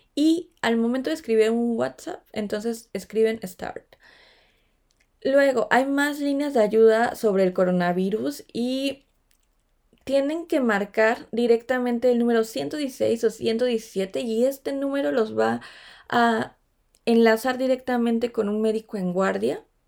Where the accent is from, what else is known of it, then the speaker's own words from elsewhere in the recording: Mexico; now in Stuttgart, Germany; me encuentran como una mexicana en Stuttgart